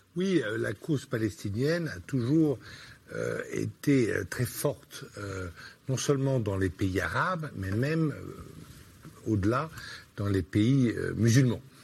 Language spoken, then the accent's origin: French; France; en tant que Français